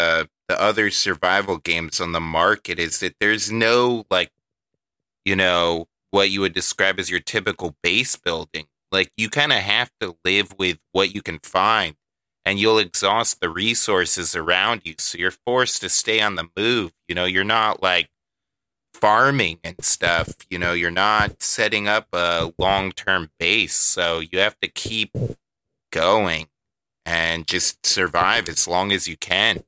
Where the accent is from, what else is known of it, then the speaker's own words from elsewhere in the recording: Canada; I'm Canadian. The game is Canadian. Deal with it.